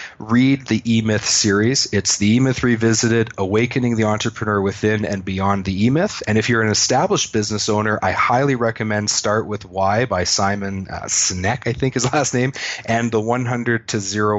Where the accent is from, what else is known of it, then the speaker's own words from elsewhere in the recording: Canada; I'm a Canadian.